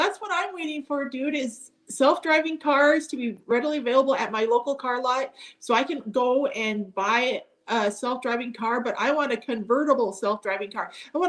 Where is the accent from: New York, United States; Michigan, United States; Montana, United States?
Montana, United States; I'm from Montana, and I was a member of the NFB of Montana.